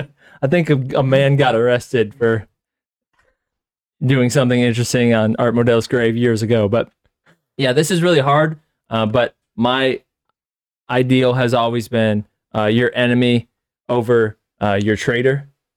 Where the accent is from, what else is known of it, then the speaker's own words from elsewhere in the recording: Hartford, Ohio, United States; Growing up in Hartford, Ohio, being a lifetime Browns fan